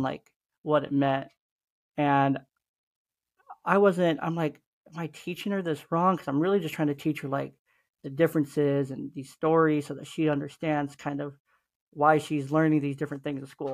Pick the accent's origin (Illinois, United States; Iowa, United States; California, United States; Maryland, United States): California, United States; Oakland; I was a teenager growing up in East Oakland in the hood